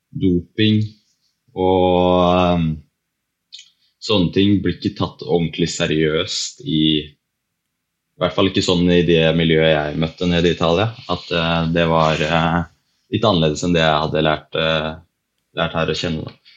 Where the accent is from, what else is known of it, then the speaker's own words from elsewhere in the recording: Lillehammer, Innlandet, Norway; Så jeg er jo fra Lillehammer, så jeg har jo vært eh, så heldig å vokse opp med ski på beina som eh, mange andre her i byen